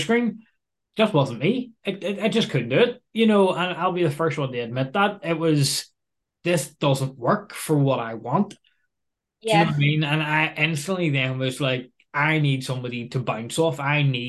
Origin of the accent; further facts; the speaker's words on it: Northern Ireland, United Kingdom; accent: Belfast; the rich Belfastic accents that we probably both have